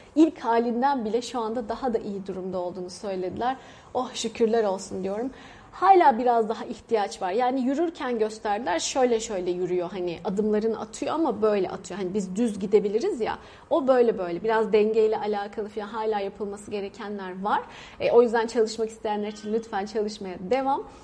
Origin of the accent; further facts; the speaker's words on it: Turkey; moved away as an adult; now in India; Biz de Türk böyle R'leri vura vura konuşuyoruz